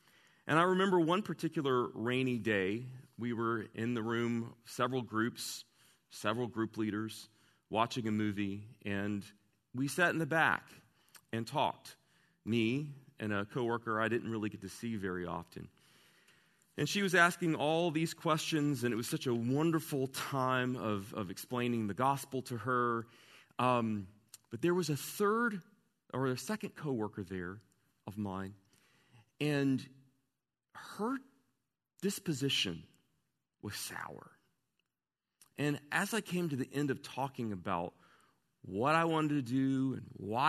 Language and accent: English; Southern United States, United States; I grew up wrestling with when I was in the Bible, you know, growing up in the Bible Belt, but I never said out loud.